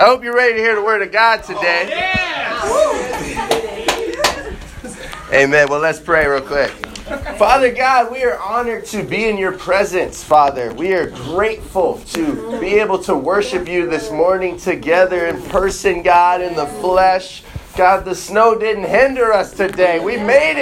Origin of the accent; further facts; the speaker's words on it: Chicago, Illinois, United States; now in Seattle, United States; I grew up in Chicago